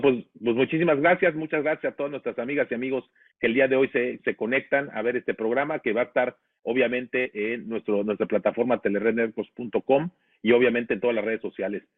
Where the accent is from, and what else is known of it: Mexico